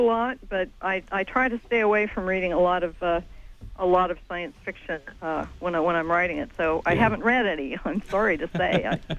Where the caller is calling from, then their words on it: Tennessee, United States; I'm in Tennessee right